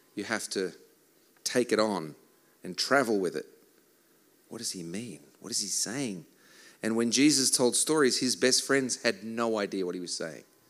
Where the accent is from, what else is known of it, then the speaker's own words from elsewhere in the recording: Australia; I am from Australia.